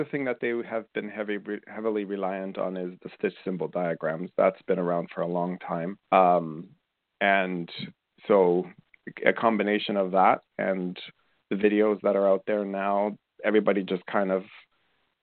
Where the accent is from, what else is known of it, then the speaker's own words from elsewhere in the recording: Colombia; moved away; I grew up in Colombia in South America.